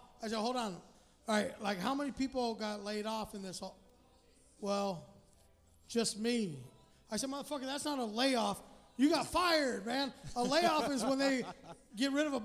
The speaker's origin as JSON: {"language": "English", "town": "Redondo Beach", "region": "California", "country": "United States", "tie": "born or raised there", "said": "I grew up in Redondo Beach"}